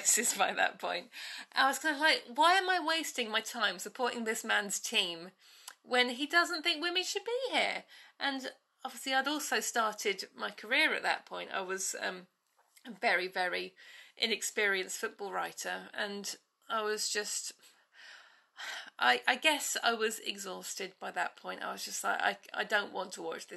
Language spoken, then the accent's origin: English; Bedfordshire, East of England, United Kingdom; moved away as an adult; also born or lived in London; I grew up in Bedfordshire, and my nearest team was Luton